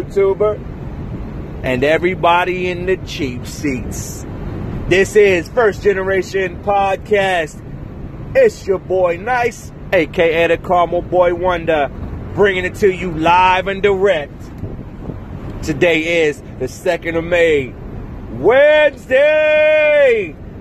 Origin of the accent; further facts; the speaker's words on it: Virginia, United States; now in Los Angeles, United States; I'm from Virginia.